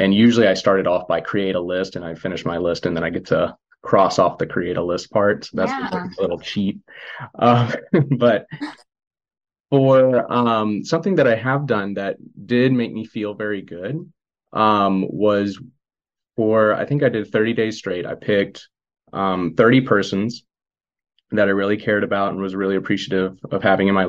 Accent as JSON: {"language": "English", "region": "Missouri", "country": "United States", "moved": "as an adult", "said": "I'm from Missouri, spend most of my time there."}